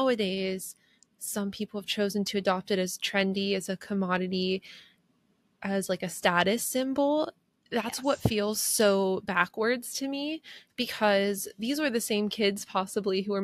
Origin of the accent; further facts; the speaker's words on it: Pennsylvania, United States; where I grew up in Pennsylvania